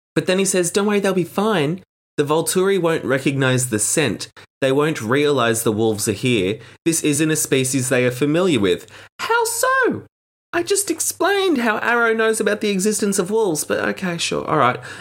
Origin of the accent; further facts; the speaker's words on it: Australia; as an Australian